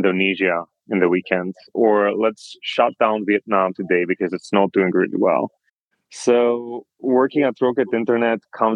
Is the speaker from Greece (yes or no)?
yes; Greece; moved away as an adult; also born or lived in Europe / United States; I was born and raised in Greece